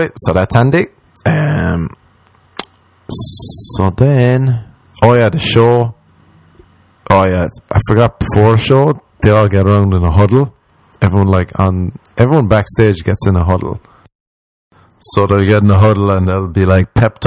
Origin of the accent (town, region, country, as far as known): Ireland; moved away as an adult; now in Los Angeles, United States